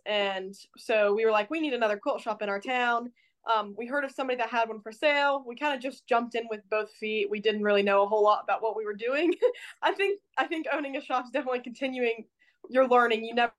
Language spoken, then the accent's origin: English; Ohio, United States; now in Portland, United States; So I currently live in Portland, Indiana. I'm from Ohio, so we moved over here about probably a year and a half ago.